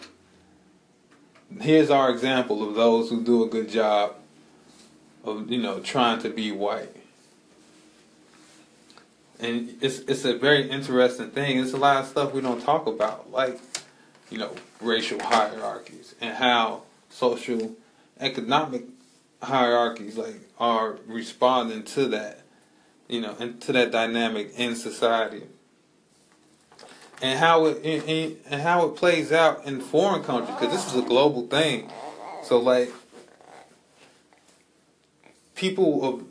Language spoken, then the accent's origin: English; Chicago, Illinois, United States; I'm from Chicago. As far as back as my lineage goes. So I can say my ethnicity is Chicago.